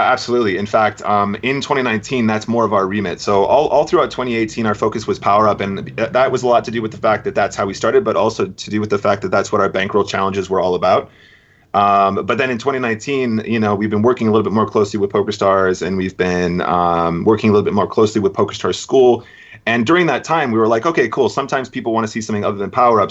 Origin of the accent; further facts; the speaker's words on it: United Kingdom; also born or lived in Racine, Wisconsin, United States; I left when I was about eight years old, and I did all my schooling here. And I went to the University of Brighton